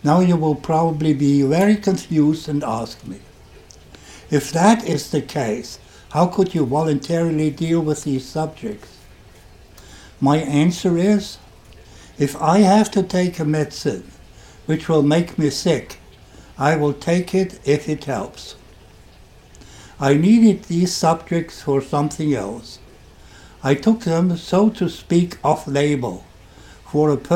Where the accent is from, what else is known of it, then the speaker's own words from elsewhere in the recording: Germany; accent: German; English is a second language; You can hear from my accent that I'm German